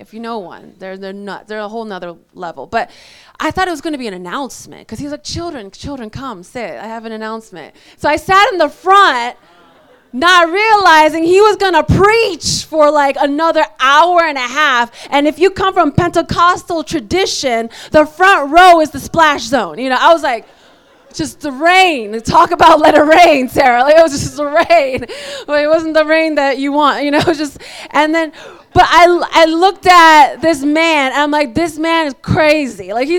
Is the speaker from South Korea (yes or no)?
yes; South Korea; born there; also born or lived in United States; So it's funny, I was born in Korea, lived in America, got saved in Mexico.